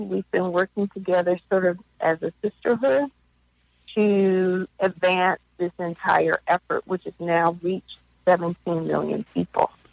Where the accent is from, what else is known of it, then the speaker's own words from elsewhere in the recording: Philadelphia, Pennsylvania, United States; moved away as an adult; also born or lived in Minneapolis / Africa; I'm originally from Philadelphia